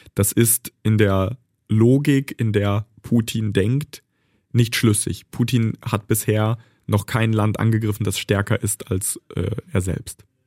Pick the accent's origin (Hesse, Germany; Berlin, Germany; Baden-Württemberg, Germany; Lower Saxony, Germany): Lower Saxony, Germany; Bad Pyrmont; also born or lived in Kharkiv, Ukraine; Ich bin in Bad Pyrmont aufgewachsen, in Deutschland sozialisiert.